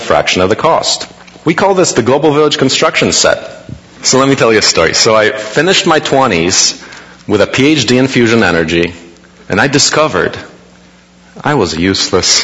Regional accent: Poland; now in United States; I was born in Poland, now in the US.

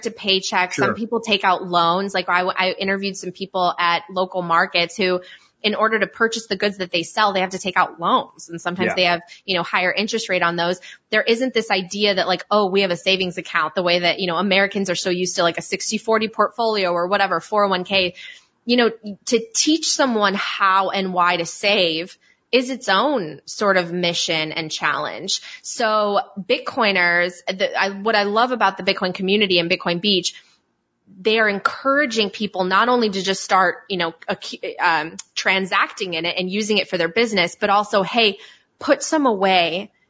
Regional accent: Poland; moved away; also born or lived in Italy; I'm from Poland and I also lived in Italy.

